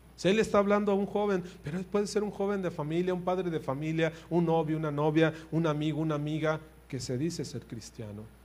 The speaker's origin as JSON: {"language": "Spanish", "country": "Mexico", "said": "somos mexicanos"}